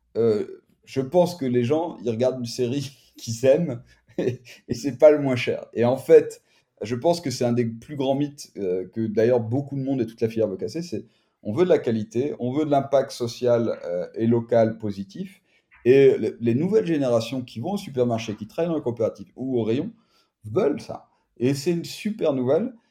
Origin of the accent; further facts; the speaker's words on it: France; moved away as an adult; now in Barcelona, Spain; on est Français